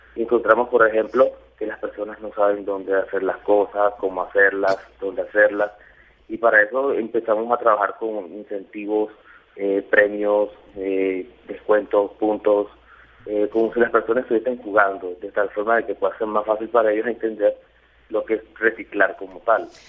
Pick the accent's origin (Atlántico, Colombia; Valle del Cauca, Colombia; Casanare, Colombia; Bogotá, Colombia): Atlántico, Colombia; Barranquilla; yo soy barranquillero, yo estoy en Barranquilla